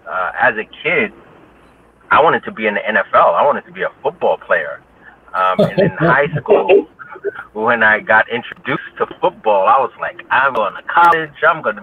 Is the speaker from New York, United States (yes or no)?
yes; New York City, New York, United States; I'm born and raised in New York, Harlem specifically, and spent all of my life there. I never bounce around, but Harlem is home. That's where I was born.